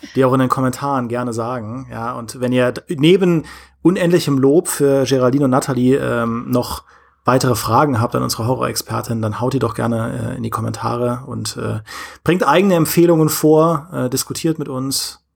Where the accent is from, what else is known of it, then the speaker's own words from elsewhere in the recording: Trier, Rhineland-Palatinate, Germany; now in Munich, Germany; in meiner Heimat bin in Trier, in meinem, in meinem Elternhaus